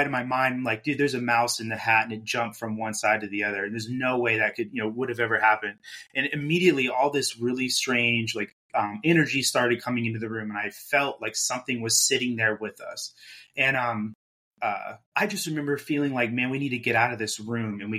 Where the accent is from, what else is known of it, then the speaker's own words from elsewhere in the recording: Germany; so I grew up in Germany. My dad was in the Air Force